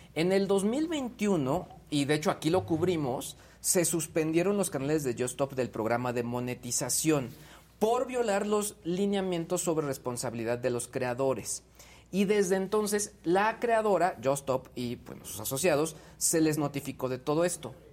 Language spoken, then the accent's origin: Spanish; Mexico; como mexicanos